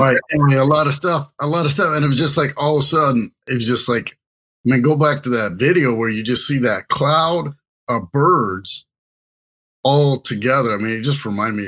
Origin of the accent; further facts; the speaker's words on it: Kansas City, Missouri, United States; moved away; I was originally from Kansas City